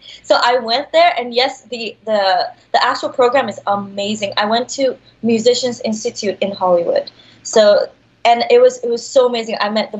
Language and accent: English; Dubai, United Arab Emirates; now in Los Angeles, United States; So I was born in Dubai